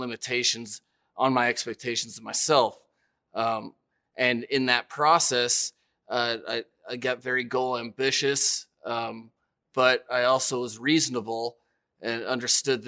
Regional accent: Denver, Colorado, United States; growing up in Denver and just that area

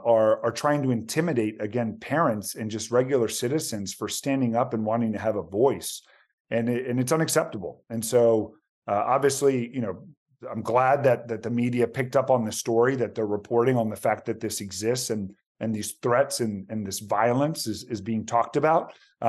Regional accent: Tysons Corner, Virginia, United States; So I actually born and raised in Virginia, son of immigrants. So both my parents are from Argentina. I'm one of six kids, so a big Hispanic family.

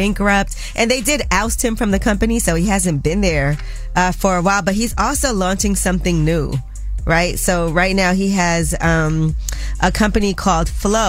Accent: New York, United States; I'm a New Yorker

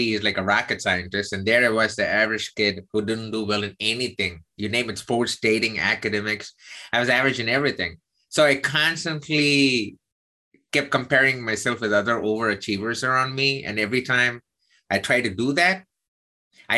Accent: South India, India; moved away as an adult; now in United States; I'm South Indian

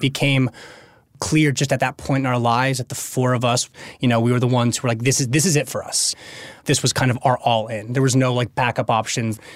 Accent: Los Angeles, California, United States; Local LA kid in the suburbs

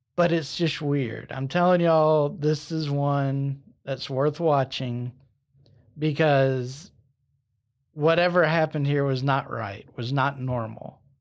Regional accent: Alabama, United States; my home state

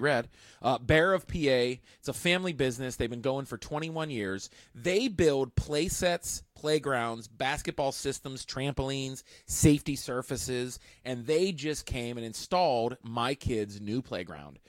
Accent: Pittsburgh, Pennsylvania, United States; I was from Pittsburgh

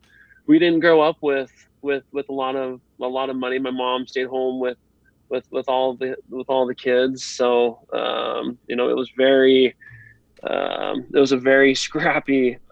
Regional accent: Idaho, United States; also born or lived in Texas / Nebraska; So I grew up in Idaho for a little bit and then Texas, then Nebraska.

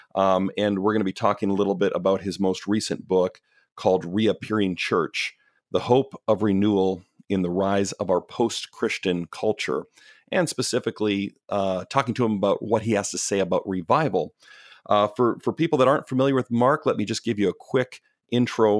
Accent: Canada; moved away as an adult; also born or lived in Pacific Northwest near Portland, Oregon; now in Portland, United States; I'm Canadian. I grew up, born and raised in Canada, moved down to the States in my twenties

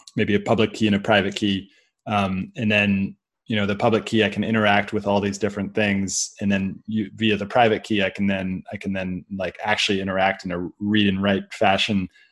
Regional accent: Silicon Valley, California, United States; growing up in Silicon Valley

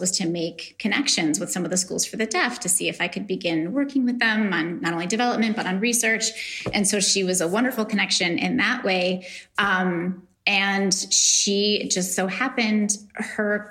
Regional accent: New York, United States; I'm from New York

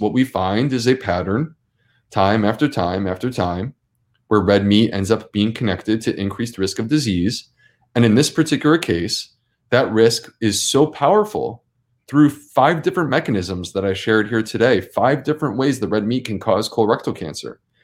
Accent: Syracuse, New York, United States; I grew up in Syracuse, New York

